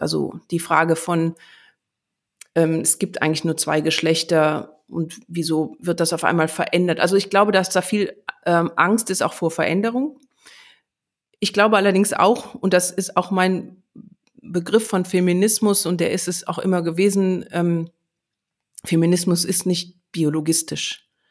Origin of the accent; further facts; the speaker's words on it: Germany; bei uns in Deutschland